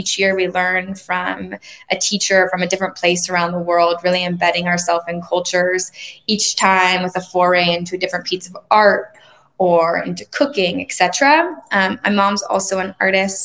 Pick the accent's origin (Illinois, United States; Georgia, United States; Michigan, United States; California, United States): California, United States; Laguna Beach; I grew up in Laguna Beach, a small beach town in Southern California